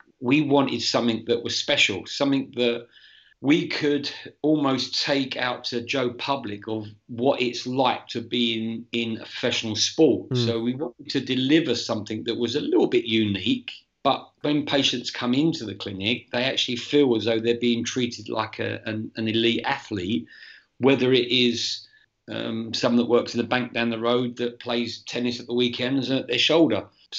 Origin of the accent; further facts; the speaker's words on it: England, United Kingdom; moved away as an adult; So I came out from England in 2016 and I did a year at West Ham.